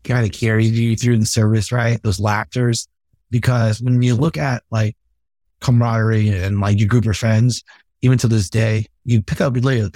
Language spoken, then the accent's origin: English; California, United States; moved away as an adult; I'm from California